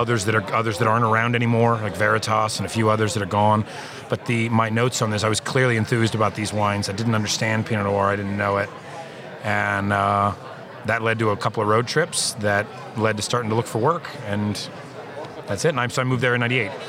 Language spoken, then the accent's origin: English; Lodi, California, United States; moved away; also born or lived in Oregon; I worked the harvest of 1993 at a winery in my hometown of Lodi, California